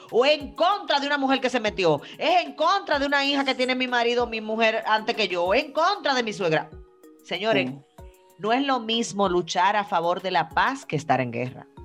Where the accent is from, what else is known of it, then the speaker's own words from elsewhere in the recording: Dominican Republic; Yo soy más, dominicana